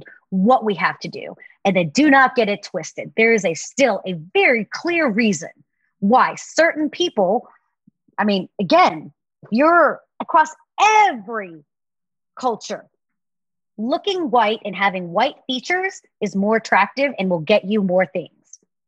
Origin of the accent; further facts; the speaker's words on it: the South, United States; now in California, United States; I was raised in the South